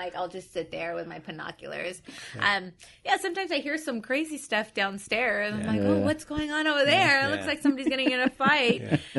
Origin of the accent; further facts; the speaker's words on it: Whittier, California, United States; I grew up in Whittier.